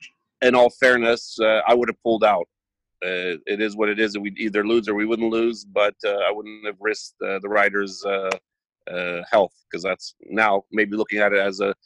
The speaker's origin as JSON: {"language": "English", "country": "United States", "tie": "born or raised there", "also_born_or_lived": "Poland", "moved": "as an adult", "lives_now": "Bydgoszcz, Poland", "said": "I was born and raised in America. And I've been living out here for almost 30 years now"}